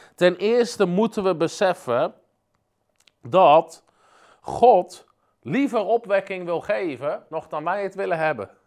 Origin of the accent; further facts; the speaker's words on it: Netherlands; als Nederlanders